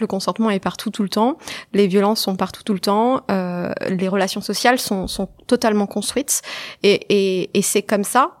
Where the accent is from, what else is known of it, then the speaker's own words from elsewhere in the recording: Évreux, Normandy, France; also born or lived in Colombes; je suis rapidement arrivée à Évreux, qui est en Normandie, où j'ai grandi